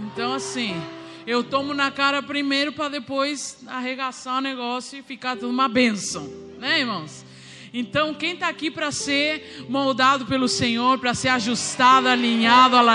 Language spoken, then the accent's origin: Portuguese; Uruguay; Sou uruguaia.